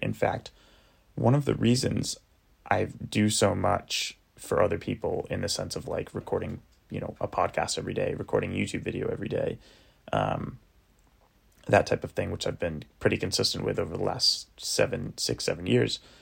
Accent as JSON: {"language": "English", "area": "Cape Cod", "region": "Massachusetts", "country": "United States", "tie": "born or raised there", "said": "my little cottage house that I grew up in in Cape Cod, Massachusetts"}